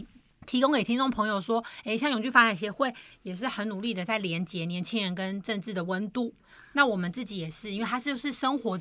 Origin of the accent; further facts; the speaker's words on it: Taiwan; 因为我们台湾人又以和为贵，不喜欢冲突